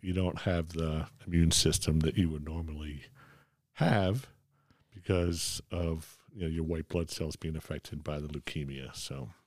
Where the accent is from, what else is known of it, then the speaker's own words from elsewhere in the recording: Philadelphia, Pennsylvania, United States; I grew up in Ph, Philadelphia